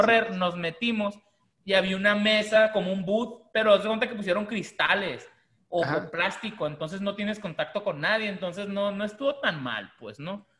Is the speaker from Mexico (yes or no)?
yes; Mexico; los mexicanos cuando venimos de Estados Unidos de compra